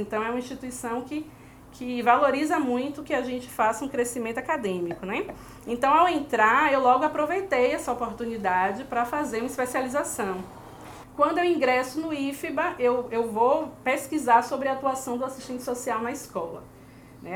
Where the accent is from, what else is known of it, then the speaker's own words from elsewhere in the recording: Salvador, Bahia, Brazil; moved away as an adult; also born or lived in Lisbon, Portugal; a cidade que eu venho, que é Salvador, localizada no nordeste do Brasil